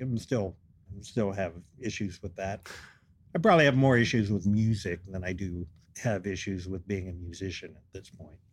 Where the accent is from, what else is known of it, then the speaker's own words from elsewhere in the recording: Western Pennsylvania, United States; moved away as an adult; also born or lived in Denver / Baltimore / Montana; I grew up in Western Pennsylvania